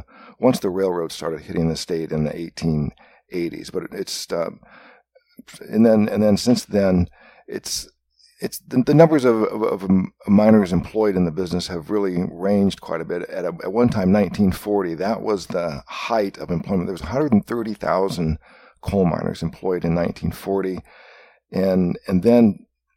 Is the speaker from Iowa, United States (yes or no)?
yes; Iowa, United States; moved away as an adult; also born or lived in New York / Seattle / Portland / West Virginia; I was born and raised in Iowa